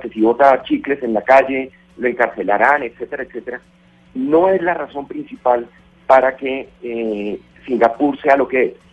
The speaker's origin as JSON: {"language": "Spanish", "country": "Colombia", "said": "como colombiano"}